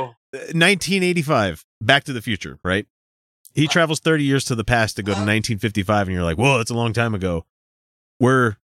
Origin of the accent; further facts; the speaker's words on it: United States; I'm American. I don't know how to pronounce certain things.